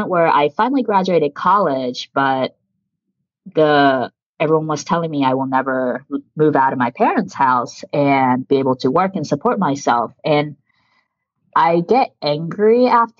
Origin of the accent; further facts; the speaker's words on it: suburbs of Washington, D.C., District of Columbia, United States; first language Japanese; English is a second language; moved away as an adult; now in New York City, United States; I grew up in the suburbs of DC.